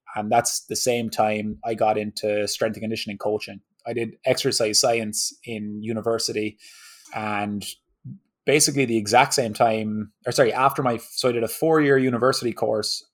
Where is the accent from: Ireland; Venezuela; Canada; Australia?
Ireland; moved away as an adult; now in Southern California, United States; I grew up in Ireland